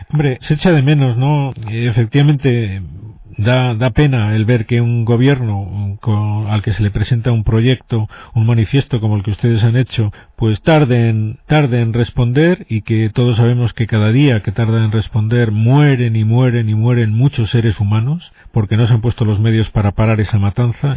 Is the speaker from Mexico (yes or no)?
no; Spain